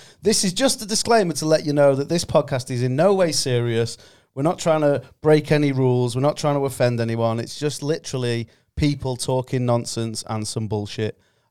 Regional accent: Cheshire, North West England, United Kingdom; I am from Cheshire.

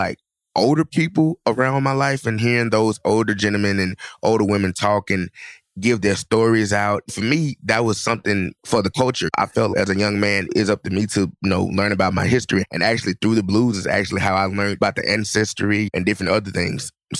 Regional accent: Clarksdale, Mississippi, United States; It was pretty much a blues city. It was blues 24/7, or should I just say music altogether.

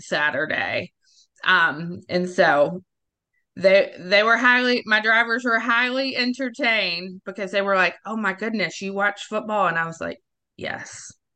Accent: the South, United States; I'm from the South

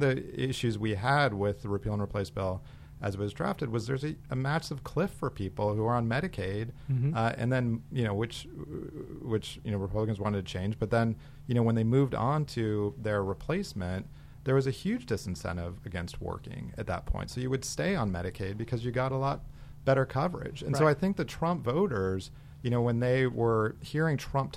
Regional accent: Arizona, United States; moved away; I grew up in Arizona

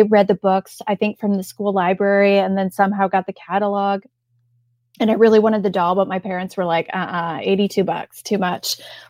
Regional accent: Indiana, United States; Well, like where I grew up in Northern Indiana, like even still there's like buggy spots in the parking lot of the grocery store.

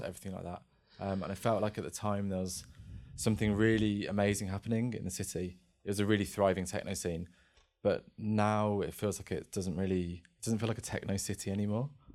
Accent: Birmingham, West Midlands, United Kingdom; I grew up in Birmingham

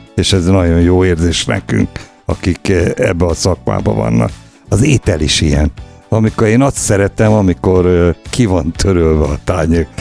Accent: Gyoma, Békés, Hungary; moved away; also born or lived in Lake Balaton / Balatonfüred / Gyula; visszakerültem, ahol születtem, Gyomára

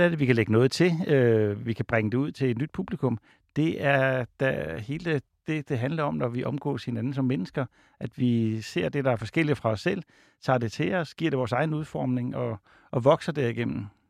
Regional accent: Odense, Southern Denmark, Denmark; jeg er fra Odense

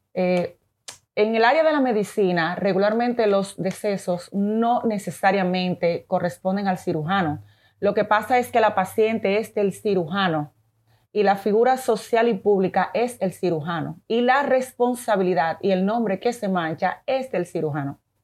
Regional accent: Dominican Republic; also born or lived in Venezuela; mi país es maravilloso

